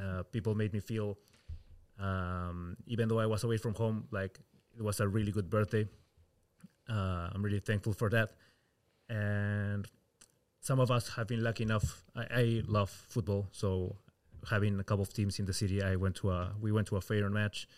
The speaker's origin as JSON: {"language": "English", "country": "Peru", "moved": "as an adult", "lives_now": "Rotterdam, Netherlands", "said": "I come from Peru"}